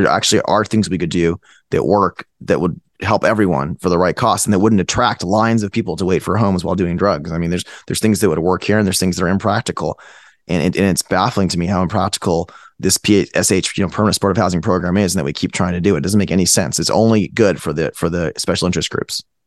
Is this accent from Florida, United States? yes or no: no; Fremont, California, United States; moved away as an adult; also born or lived in Palo Alto, California; now in Texas, United States; I'm from Fremont, California. I went to high school there. I went to school in Palo Alto. So I, I was in California my whole life